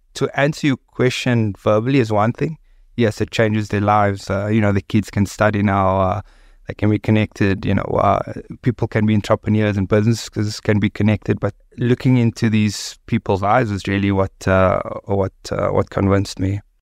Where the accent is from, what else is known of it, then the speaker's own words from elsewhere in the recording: Cape Town, Western Cape, South Africa; I grew up on the Cape Flats